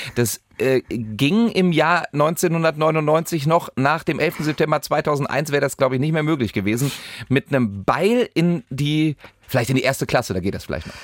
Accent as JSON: {"language": "German", "region": "West Germany", "country": "Germany", "said": "als Wessi"}